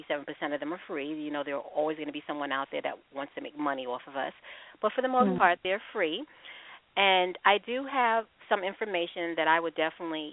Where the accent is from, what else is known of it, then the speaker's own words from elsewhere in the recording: Long Island, New York, United States; I'm from New York. And I'm adopted as well. I was raised on Long Island myself